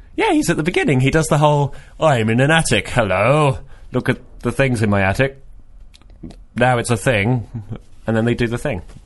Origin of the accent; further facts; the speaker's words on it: Reading, South East England, United Kingdom; moved away; I'm from Reading uh, originally